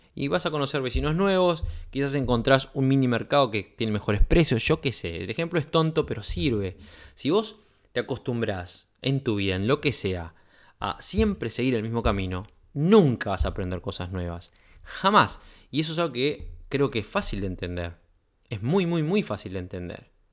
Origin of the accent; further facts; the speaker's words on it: Uruguay; en mi país